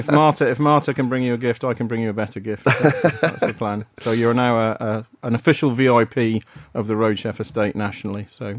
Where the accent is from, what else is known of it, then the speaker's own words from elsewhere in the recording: Wales, United Kingdom; moved away; also born or lived in Essex / Aberdeen / North West England; this is the point at which we moved to the Northwest. So I'd gone from Aberdeen now down to the Northwest. I should have said I was born in Essex, brought up in Wales, and then moved to Aberdeen.